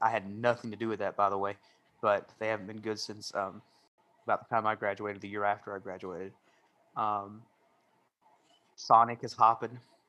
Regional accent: Knoxville, Tennessee, United States; So we put Knoxville on our envelopes and, we tell people we're from Knoxville

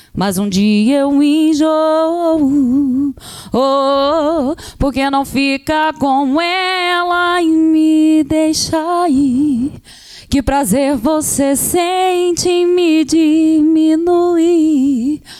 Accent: Volta Redonda, Rio de Janeiro, Brazil; moved away as an adult; also born or lived in Minas Gerais (family); now in São José dos Campos, Brazil; Eu nasci em Volta Redonda

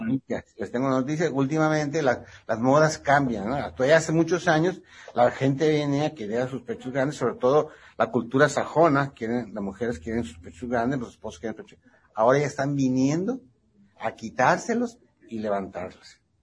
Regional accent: Ensenada, Baja California, Mexico; also born or lived in Ciudad Obregón, Sonora / Guadalajara / Mexico City; now in Tijuana, Mexico; soy nacido en Ciudad Obregón, Sonora. Me crié en Ensenada. Ya mi mayor parte de mi vida es en Tijuana. Yo me siento tijuanense.

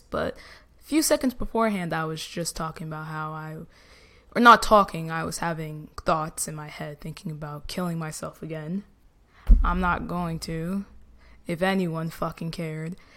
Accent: New Jersey, United States; I'm from Jersey

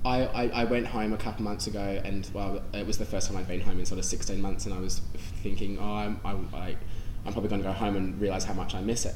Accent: Sydney, New South Wales, Australia; moved away as an adult; now in London, United Kingdom; it was coming from my home as well

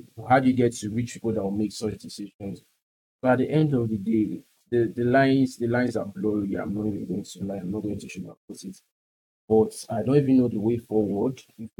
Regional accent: Igbo, South East Nigeria, Nigeria; I'm Igbo

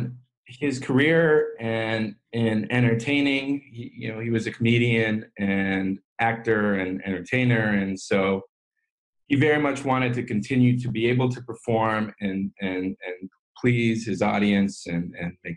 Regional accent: San Francisco, California, United States; I grew up in San Francisco

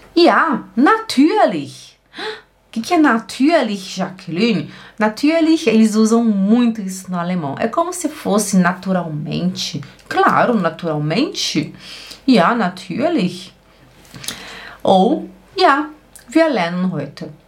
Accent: Belém, Pará, Brazil; da onde eu venho, lá de Belém do Pará

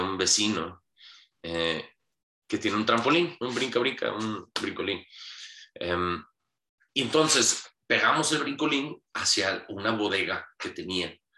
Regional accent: Hermosillo, Sonora, Mexico; Nací en Hermosillo, Sonora, un 7 de mayo de 1992

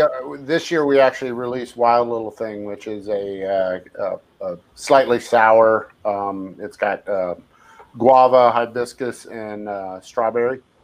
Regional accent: San Francisco Bay Area, California, United States; I grew up in the Bay Area and I mm-hmm. San Francisco Bay Area

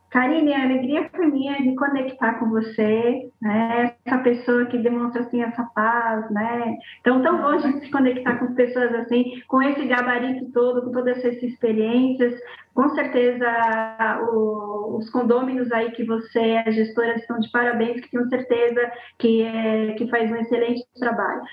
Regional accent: Bahia, Brazil; accent: baiana; falando como baiana, puxando o oxente

